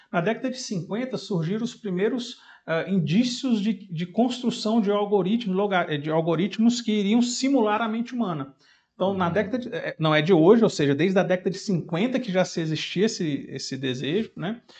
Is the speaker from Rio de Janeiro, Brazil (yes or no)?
no; Fortaleza, Ceará, Brazil; now in Belo Horizonte, Brazil; em 2003 eu vim embora de Fortaleza aqui para Belo Horizonte e estou com 20 anos, fazendo esse mês agora, 20 anos que eu estou aqui.